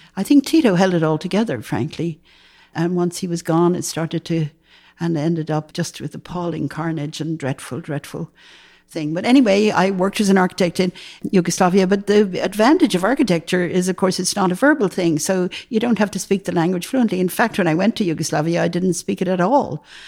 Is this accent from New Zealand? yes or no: no; Dublin, Leinster, Ireland; moved away as an adult; also born or lived in New York / Los Angeles; now in Berkeley, United States; I grew up in Dublin, Ireland